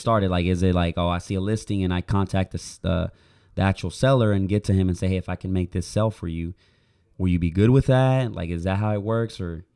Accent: Puerto Rico; moved away as an adult; now in Oklahoma, United States; I grew up in Puerto Rico, then I moved it to Oklahoma, which I've been living there for seven years

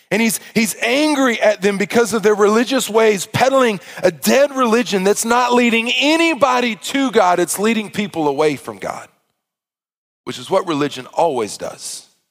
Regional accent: Arkansas, United States; I grew up in the South in a Baptist church

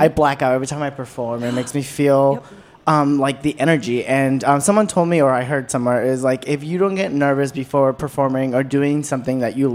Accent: Falls Church, Virginia, United States; also born or lived in Peru / Washington, D.C.; I'm actually from Falls Church, Virginia. Just a little Latin boy. I was actually born here, but then I was raised in Peru.

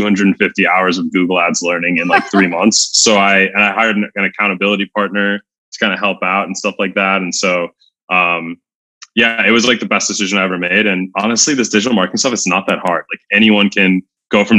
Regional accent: United States; being American

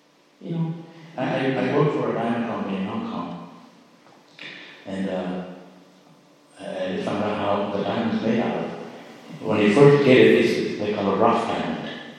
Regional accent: Miami, Florida, United States; born there; So, it's the same for me. I was born in Miami.

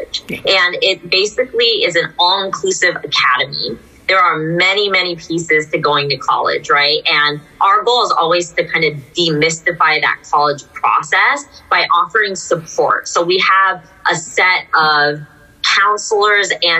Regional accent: Cupertino, California, United States; I come from an Indian American family as well. I grew up in Cupertino

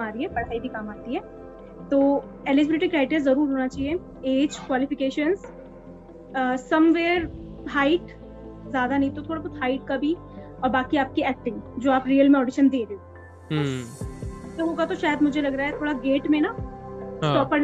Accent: Pauri Garhwal, Uttarakhand, India; moved away; मैं पौड़ी गढ़वाल से हूँ तो मेरी पौड़ी गढ़वाल में बारिश वैसे कम होती है

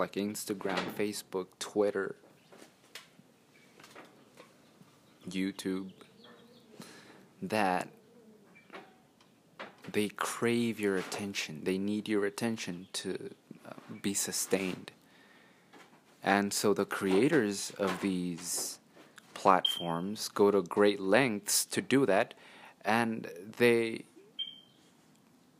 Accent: Ciudad Juárez, Chihuahua, Mexico; I'm from Mexico, Juarez City in the state of Chihuahua.

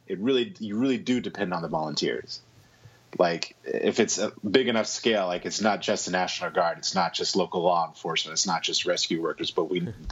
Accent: Dallas, Texas, United States; I grew up in Dallas, Texas, the Bible Belt.

